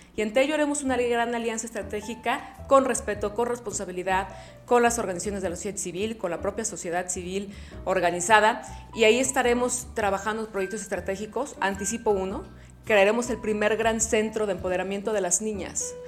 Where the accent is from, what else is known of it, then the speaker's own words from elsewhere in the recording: Guadalajara, Jalisco, Mexico; soy una orgullosamente tapatía